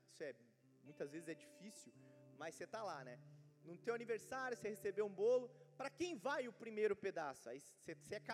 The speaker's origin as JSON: {"language": "Portuguese", "region": "Minas Gerais", "country": "Brazil", "tie": "born there", "lives_now": "São Paulo, Brazil", "said": "eu queria morar em Minas, eu queria, poxa, Deus, eu tenho, eu amo aquela cidade onde eu nasci, eu queria voltar para lá, mas o Senhor me deixou aqui nessa cidade."}